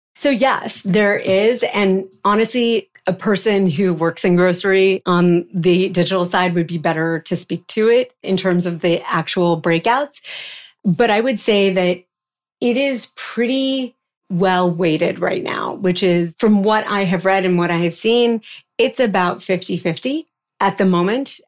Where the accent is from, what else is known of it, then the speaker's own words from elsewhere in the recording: East Coast, United States; moved away as an adult; also born or lived in New York; I grew up on the East Coast